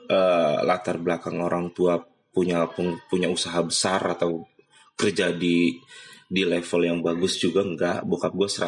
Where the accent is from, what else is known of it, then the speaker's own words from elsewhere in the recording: Cengkareng, Jakarta, Indonesia; gue dari kecil bokap gue gede di Cengkareng gue gede di Cengkareng juga